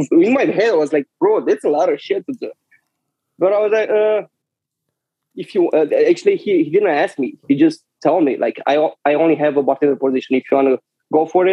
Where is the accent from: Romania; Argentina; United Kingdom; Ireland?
Romania; Brasov, Brașov County; English is a second language; moved away as an adult; also born or lived in Romanian city near the Moldova border; now in New York, United States; Born and raised in Transylvania, more exactly in that city where it's the Dracula Castle in Brasov